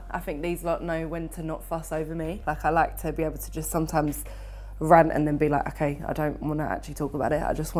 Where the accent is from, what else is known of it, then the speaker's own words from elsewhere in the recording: Chigwell, East of England, United Kingdom; I am 22 years old and I'm from Chigwell.